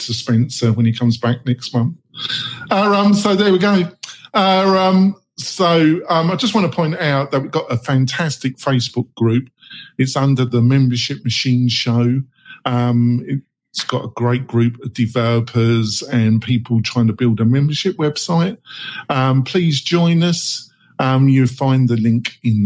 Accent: England, United Kingdom; I'm English.

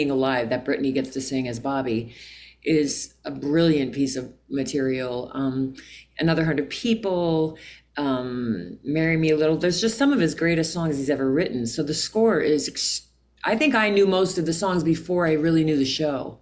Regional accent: Pennsylvania, United States; moved away as an adult; also born or lived in New York; I was from Pennsylvania, a small town

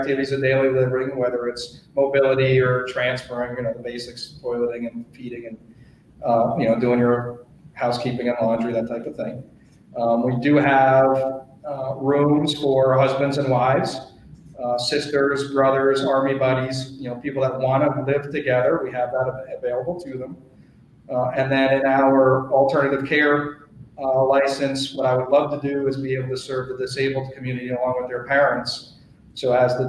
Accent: New Jersey, United States; moved away as an adult; also born or lived in Boston / New York City / Richmond; now in Colorado, United States; I'm from New Jersey. I grew up on the East Coast

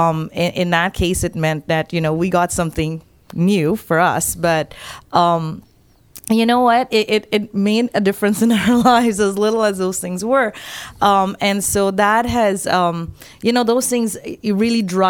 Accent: Guyana; I grew up in Guyana, which is the only English-speaking country in South America. I grew up in a very small village

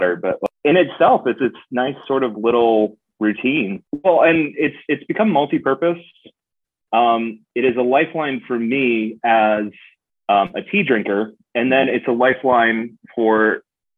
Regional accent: Portsmouth, New Hampshire, United States; moved away as an adult; also born or lived in Vermont / Albany, New York / Dublin, Ireland; now in Cleveland, United States; I grew up in Portsmouth, New Hampshire, like an hour and a half north of Boston

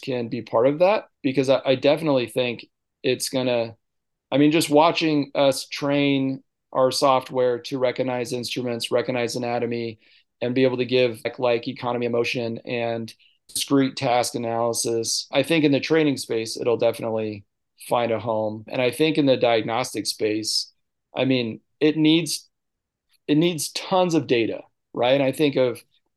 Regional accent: Visalia, California, United States; also born or lived in Sodo, Ethiopia / Tennessee; So I grew up in Visalia. I'm a seventh generation Tulare County person

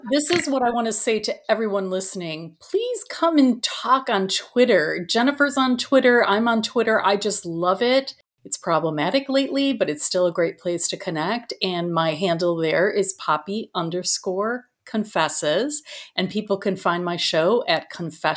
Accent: Chicago, Illinois, United States; growing up in Chicago

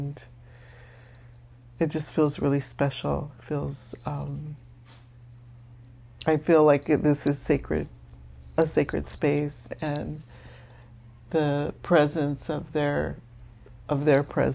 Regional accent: Los Angeles, California, United States; also born or lived in South Philadelphia; now in Philadelphia, United States; I'm from East LA and now I'm in South Philly

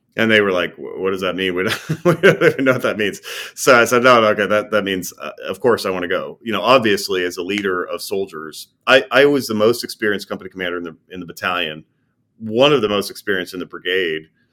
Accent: Minot, North Dakota, United States; I was born and raised in North Dakota, of all places, a place called Minot.

